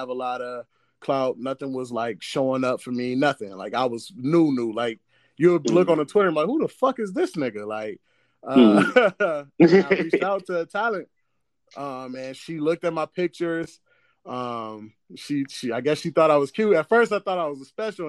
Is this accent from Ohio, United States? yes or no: yes; Cleveland, Ohio, United States; I'm from Cleveland